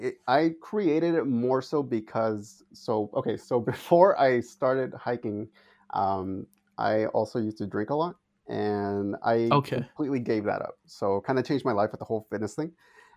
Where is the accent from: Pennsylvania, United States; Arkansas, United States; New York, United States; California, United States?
California, United States; San Diego